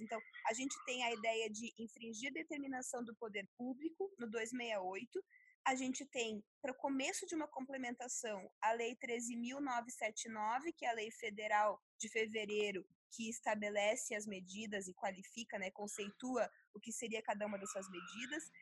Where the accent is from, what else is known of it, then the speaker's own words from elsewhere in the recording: Sarandi, Rio Grande do Sul, Brazil; moved away; minha cidade natal lá do interior do Rio Grande do Sul, de 20 mil habitantes